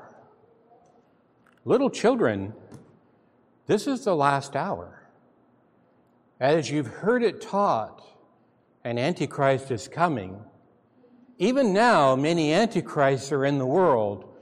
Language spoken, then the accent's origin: English; McMinnville, Oregon, United States; moved away; I'm from McMinnville